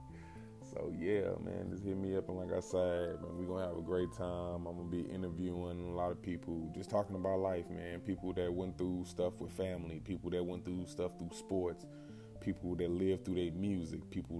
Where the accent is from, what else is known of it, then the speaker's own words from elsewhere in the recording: St. Louis, Missouri, United States; also born or lived in Tennessee; now in Tulsa, United States; I'm from St. Louis, mostly raised, born in Tennessee